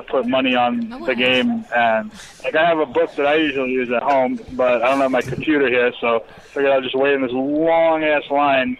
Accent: New York, United States; I was from New York

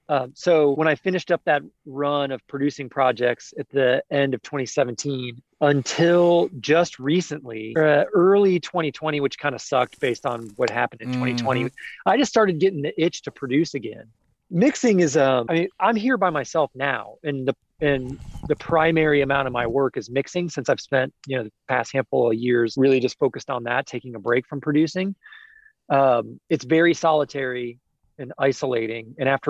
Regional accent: Midwest, United States; I also really enjoy Midwest people, which is like me. I'm a Midwesterner.

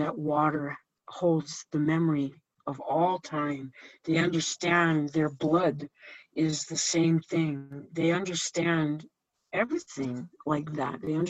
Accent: New York City, New York, United States; I was born and raised in New York City with my mom's family

